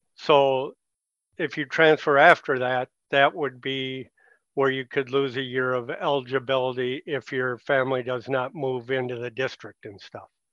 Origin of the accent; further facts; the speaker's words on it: Richfield, Minnesota, United States; growing up in Richfield in the seventies